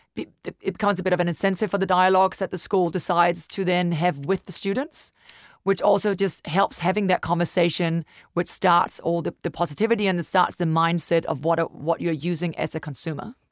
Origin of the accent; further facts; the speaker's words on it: Denmark; moved away as an adult; now in New Zealand; I'm from Denmark, originally been in New Zealand for ten years now